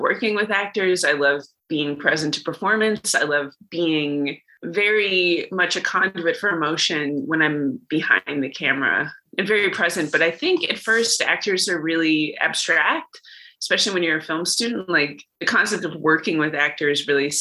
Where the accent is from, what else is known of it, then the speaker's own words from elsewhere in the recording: Los Angeles, California, United States; moved away as an adult; also born or lived in Ithaca, New York; I grew up in Los Angeles, California